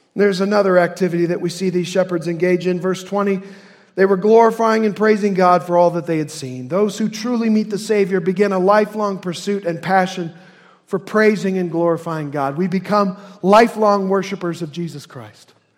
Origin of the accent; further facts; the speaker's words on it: Indiana, United States; accent: Hoosier; My Hoosier accent